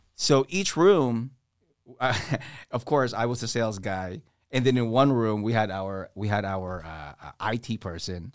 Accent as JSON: {"language": "English", "town": "Washington", "region": "District of Columbia", "country": "United States", "tie": "born or raised there", "also_born_or_lived": "Philippines", "said": "Grew up in D C"}